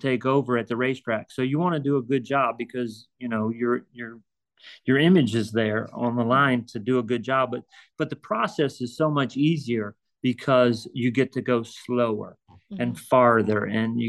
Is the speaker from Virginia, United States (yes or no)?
yes; Virginia, United States; moved away as an adult; now in Ocala, United States; I'm originally from Virginia and love Virginia and would love to work my way back to Virginia. But being in Ocala for the last 13, 14 years